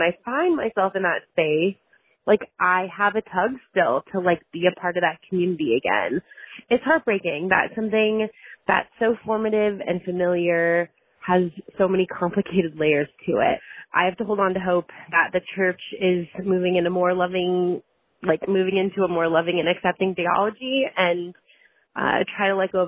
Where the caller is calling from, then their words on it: Chicago suburbs, Illinois, United States; I'm calling from the Chicago suburbs.